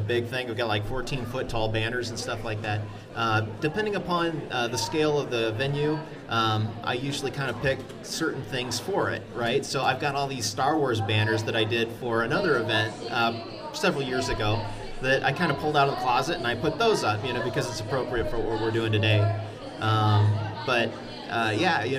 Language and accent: English; Hanna City, Illinois, United States; I'm from the Hanna City area. I'm a lifelong resident of Peoria